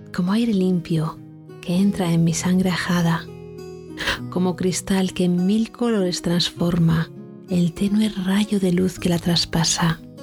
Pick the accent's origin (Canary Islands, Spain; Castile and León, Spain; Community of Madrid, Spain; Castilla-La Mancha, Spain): Castilla-La Mancha, Spain; mi tierra manchega